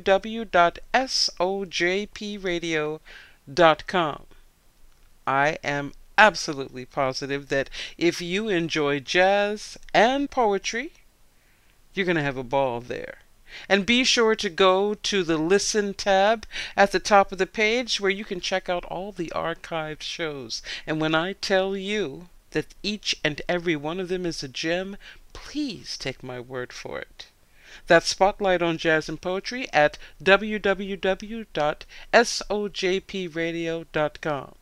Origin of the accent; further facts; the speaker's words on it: Philadelphia, Pennsylvania, United States; in Philadelphia, Pennsylvania, my hometown